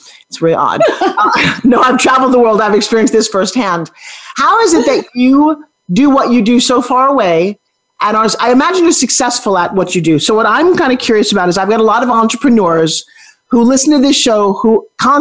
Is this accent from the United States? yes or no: yes; New York City, New York, United States; I grew up in New York City